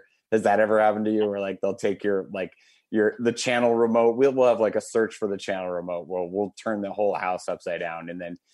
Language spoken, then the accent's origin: English; Wisconsin, United States; I'm from Wisconsin